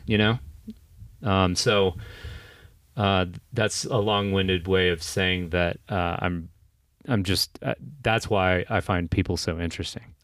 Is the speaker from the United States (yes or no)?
yes; Kentucky, United States; I went back to my hometown to go to the University